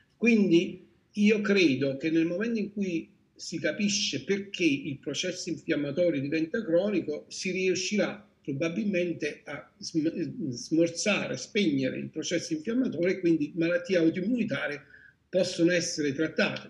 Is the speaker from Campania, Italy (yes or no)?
yes; Salerno, Campania, Italy; sono di Salerno